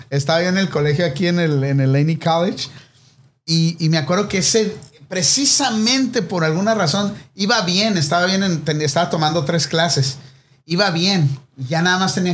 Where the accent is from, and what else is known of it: Mexico; now in United States